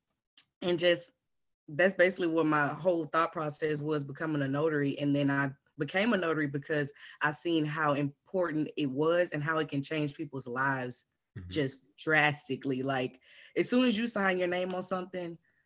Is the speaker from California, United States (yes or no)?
no; Houston, Texas, United States; I'm from Houston, Texas